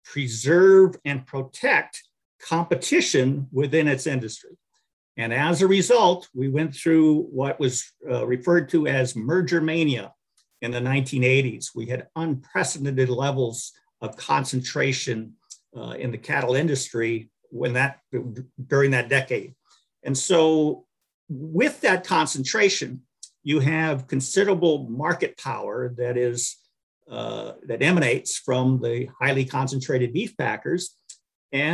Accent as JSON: {"language": "English", "region": "southeastern North Dakota", "country": "United States", "tie": "born or raised there", "moved": "as an adult", "said": "During high school, I spent my years up with my shirttail relative up in southeastern North Dakota on a farm"}